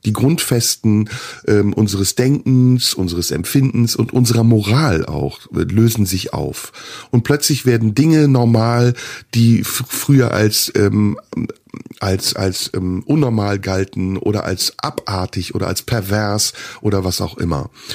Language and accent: German; Turkey; now in Germany; ich bin in der Türkei geboren, aber ich lebe in Deutschland